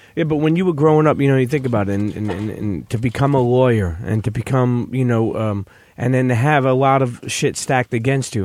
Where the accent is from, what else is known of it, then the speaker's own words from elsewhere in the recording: New York City, New York, United States; somebody growing up in Brooklyn